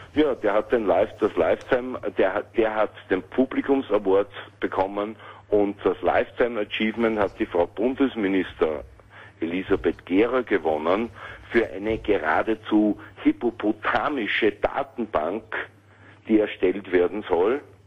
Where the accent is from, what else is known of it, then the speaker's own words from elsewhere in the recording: Vienna, Austria; Ich bin kein Berliner, sondern ein Wiener